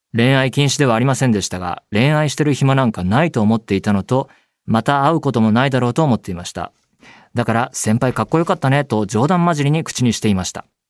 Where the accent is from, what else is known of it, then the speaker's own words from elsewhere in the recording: Saitama, Japan; 僕は埼玉県えー、出身